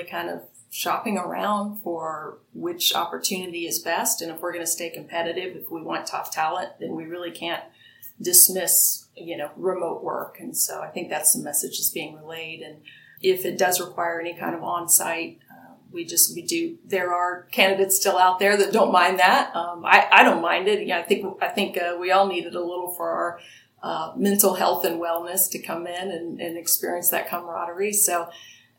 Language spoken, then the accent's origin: English; Ohio, United States; now in San Antonio, Texas, United States; I'm a Midwesterner too. I'm from Ohio